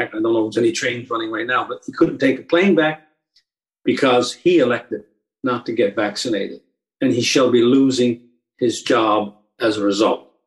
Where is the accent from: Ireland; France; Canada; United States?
Canada; It makes it and impedes and restricts my right as a Canadian to travel across my country